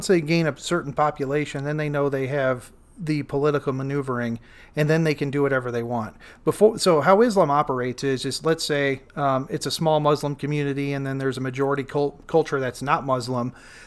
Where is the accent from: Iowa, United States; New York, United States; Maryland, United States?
Iowa, United States; You know, we're both from from Iowa